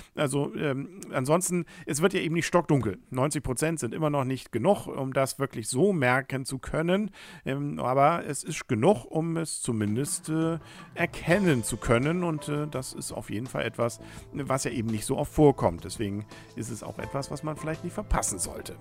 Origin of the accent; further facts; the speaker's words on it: Kiel, Schleswig-Holstein, Germany; wir als Kieler